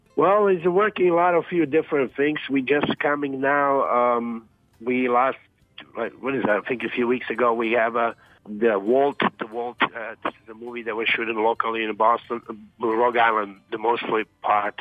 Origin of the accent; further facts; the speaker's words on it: Zagreb, City of Zagreb, Croatia; moved away; I grew up in Dubrava as well